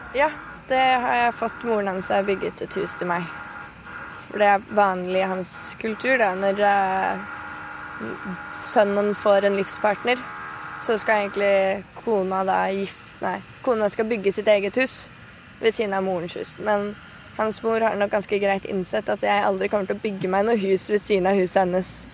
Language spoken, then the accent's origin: Norwegian; Norway; Nå har jeg akkurat begynt å jobbe i fast jobb hjemme i Norge